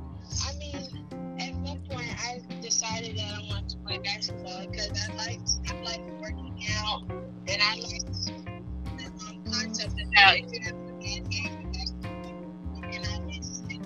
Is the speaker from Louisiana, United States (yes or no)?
yes; Shreveport, Louisiana, United States; I was born in Shreveport.